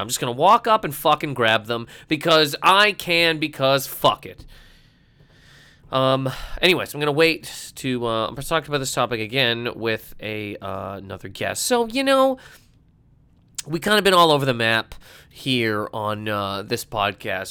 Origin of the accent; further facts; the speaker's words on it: Halifax, Nova Scotia, Canada; my hometown of Halifax, Nova Scotia